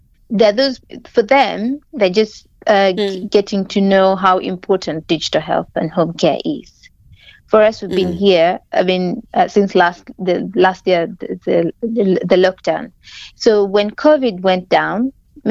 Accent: Karamoja, Northern Region, Uganda; being hailing from Karamoja, I grew up seeing my mom kind of struggling to treat us at home.

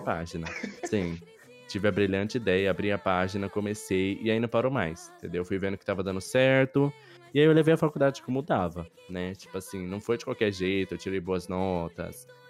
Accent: interior of São Paulo, Brazil; moved away; Eu sou do interior de São Paulo

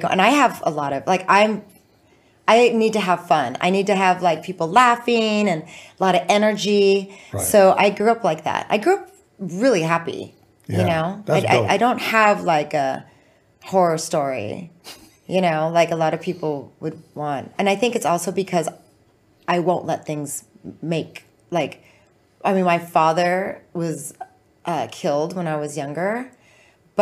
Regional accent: Orange County, California, United States; moved away as an adult; also born or lived in Oceanside, California; now in Los Angeles, United States; Born Camp Pendleton and then grew up in the OC.

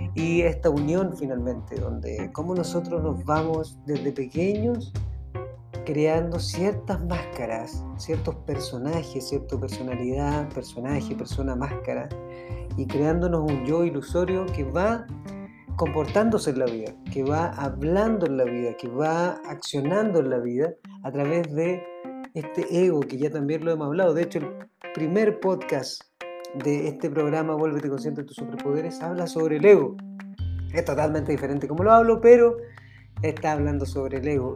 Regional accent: Chile; yo soy de Chile

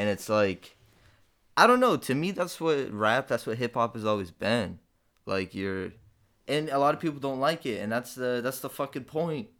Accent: Detroit, Michigan, United States; now in Texas, United States; I'm from Detroit

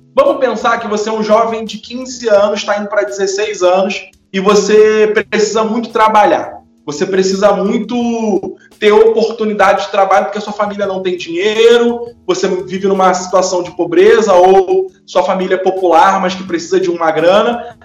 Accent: Brazil; Eu nasci no Mutuapira

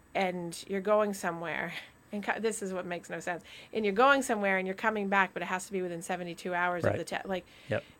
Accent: Vermont, United States; moved away; my state, my home state

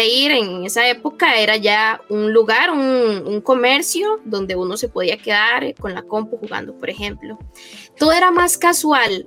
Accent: Heredia, Costa Rica; aquí eh, en Heredia, de donde yo soy.

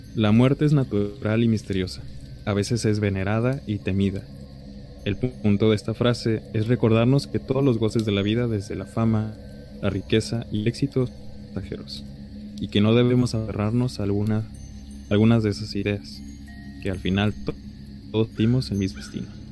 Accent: Mexico; nos distingue como mexicanos

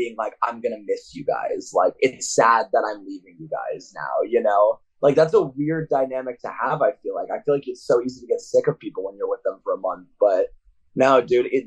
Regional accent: Orange County, California, United States; now in Providence, United States; growing up in Orange County

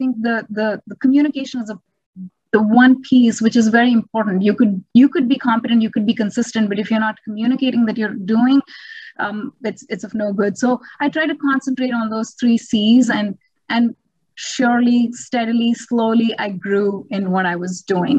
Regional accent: India; moved away as an adult; I come from India.

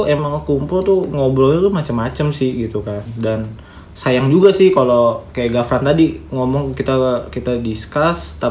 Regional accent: Sumatra, Indonesia; born there; ini kan gue orang Jawa yang kelahiran

